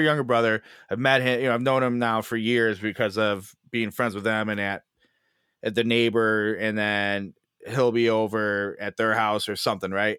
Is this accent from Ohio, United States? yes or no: no; Chicago, Illinois, United States; I'm from Chicago